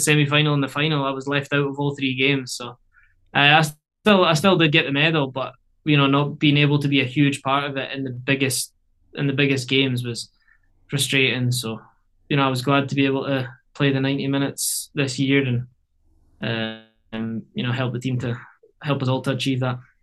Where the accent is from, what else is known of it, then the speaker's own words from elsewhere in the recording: Scotland, United Kingdom; moved away as an adult; now in Canada; getting back to Scotland